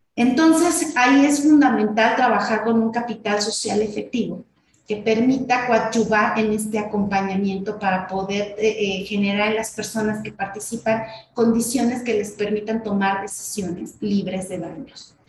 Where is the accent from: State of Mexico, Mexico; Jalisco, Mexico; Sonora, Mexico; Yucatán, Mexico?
State of Mexico, Mexico; En el estado de México, que es el estado de donde, de donde soy